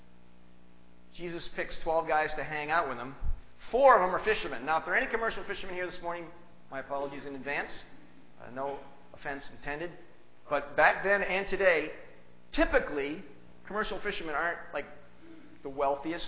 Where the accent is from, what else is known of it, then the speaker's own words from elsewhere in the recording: Hingham, Massachusetts, United States; I'm from Hingham